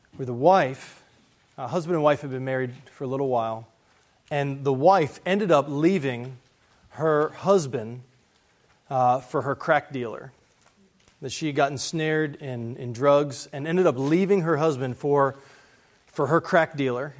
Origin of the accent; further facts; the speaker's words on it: West Virginia, United States; I'm from West Virginia